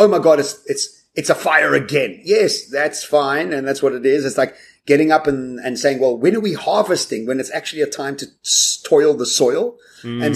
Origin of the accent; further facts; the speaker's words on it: South Africa; as South African citizens